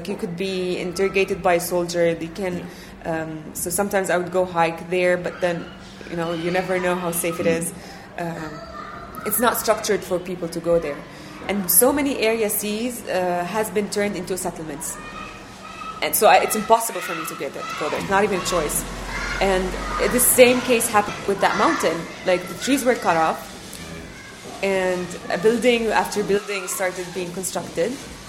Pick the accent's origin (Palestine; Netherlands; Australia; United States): Palestine; Bethlehem, West Bank; also born or lived in Qatar; So I was born in Bethlehem, but then when I was a few months old, my parents moved out and lived in Qatar. Mm-hmm. And then went back to Palestine when I was 7 years old.